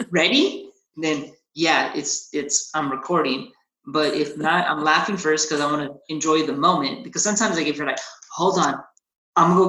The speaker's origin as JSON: {"language": "English", "country": "United States", "tie": "born or raised there", "said": "i'm i'm a mexican american right? I'm, I was born in America but definitely Mexican parts. So uh, I love like my Hispanic culture uh, or my, my Mexican culture. Both my parents immigrated from from Mexico, came to the states. I was born here"}